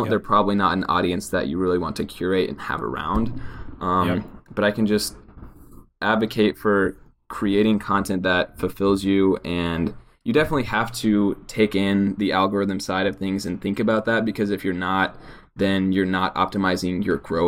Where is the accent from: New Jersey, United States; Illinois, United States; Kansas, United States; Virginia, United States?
Kansas, United States; Kansas City; moved away as an adult; now in Los Angeles, United States; I grew up in Kansas City, Kansas, or around the area of Kansas City, Kansas